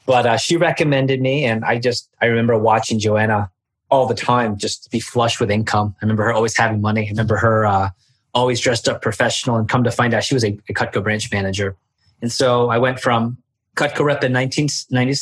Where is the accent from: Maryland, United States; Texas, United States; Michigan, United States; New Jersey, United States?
Maryland, United States; Baltimore; moved away as an adult; also born or lived in Washington, D.C. area; now in South Florida, United States; my hometown in Baltimore